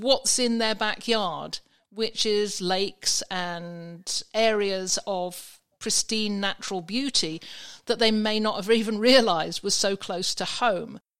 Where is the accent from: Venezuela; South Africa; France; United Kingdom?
United Kingdom; England; moved away; from my accent, I, you can probably understand, I was in England at the time